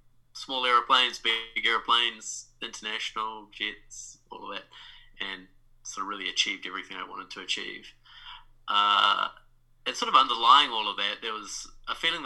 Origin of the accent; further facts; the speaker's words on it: New Zealand; moved away as an adult; now in New York, United States; I'm from New Zealand, now a transplant in New York. And yeah, I grew up in New Zealand